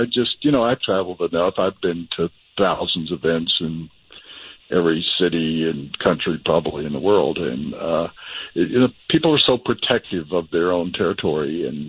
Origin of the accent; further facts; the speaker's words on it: Tennessee, United States; now in Denver, United States; I'm from Tennessee